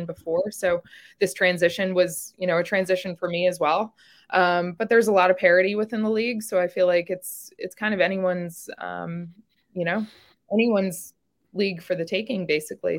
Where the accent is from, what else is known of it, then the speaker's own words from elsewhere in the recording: New York, United States; moved away as an adult; also born or lived in the South; now in Little Rock, United States; I was born and raised in New York